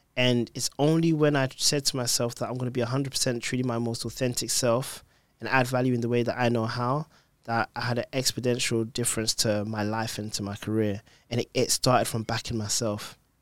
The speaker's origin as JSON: {"language": "English", "region": "London", "country": "United Kingdom", "tie": "born or raised there", "said": "I was born in London"}